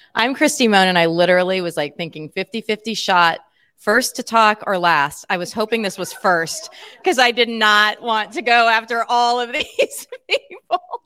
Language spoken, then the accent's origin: English; Emporia, Kansas, United States; an Emporian, that's my hometown